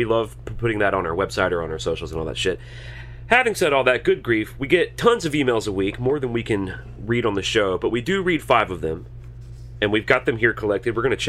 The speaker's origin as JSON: {"language": "English", "region": "Alabama", "country": "United States", "said": "I'm from Alabama."}